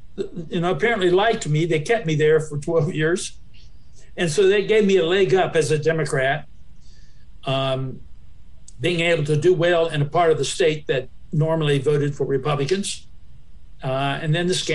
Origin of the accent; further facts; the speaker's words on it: Appalachian Ohio, United States; I came from Appalachia, Ohio, Southern Ohio